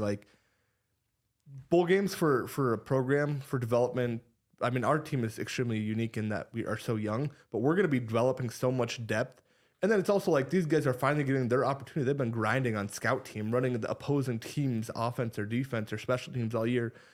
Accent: Ames, Iowa, United States; growing up in Ames, diehard Cyclone

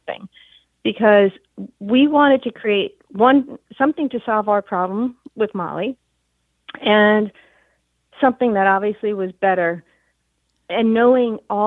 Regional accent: New York, United States; New York, I'm a New Yorker, garment industry, and my dad had a showroom, 1407 Broadway

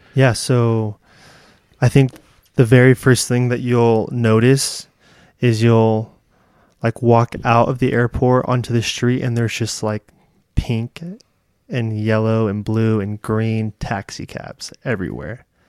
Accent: California, United States; also born or lived in Thailand; I'm from California

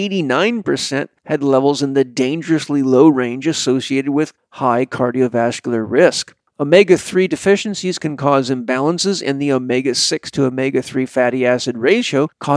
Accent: Vancouver Island, British Columbia, Canada; I grew up on Vancouver Island, British Columbia

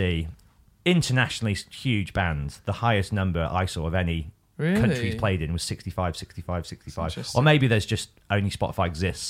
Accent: Birmingham, West Midlands, United Kingdom; now in London, United Kingdom; I'm from Birmingham and Kerrang was based in Birmingham, so I could live at home with my mum, free of rent.

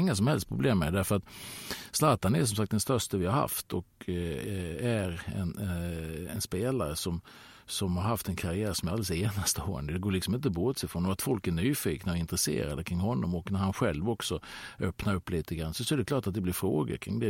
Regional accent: Halmstad, Halland County, Sweden; moved away as an adult; i Söndrum hemma i Halmstad där jag växte upp

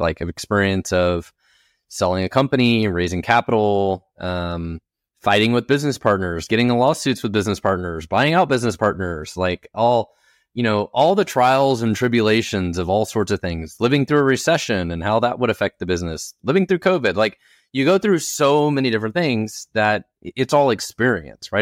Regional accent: Oklahoma, United States; I was born in Oklahoma in a trailer park

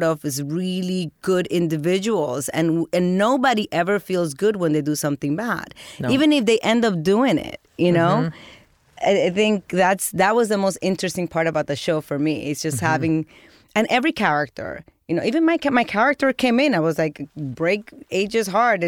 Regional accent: New Jersey, United States; I grew up in Jersey, so I thought it was a huge deal to be a part of The Sopranos

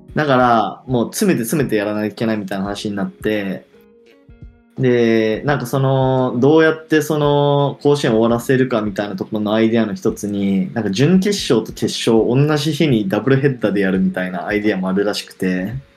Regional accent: Hiroshima, Japan; 俺も広島、地元だけど、広島新庄出てて

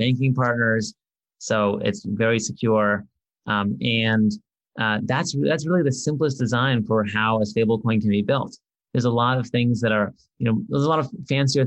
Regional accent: San Diego, California, United States; I grew up in San Diego

